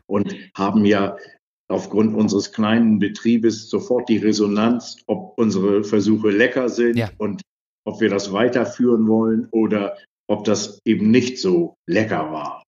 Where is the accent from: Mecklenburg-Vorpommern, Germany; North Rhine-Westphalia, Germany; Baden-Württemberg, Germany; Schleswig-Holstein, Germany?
Schleswig-Holstein, Germany; Kiel; Ich bin in Kiel groß geworden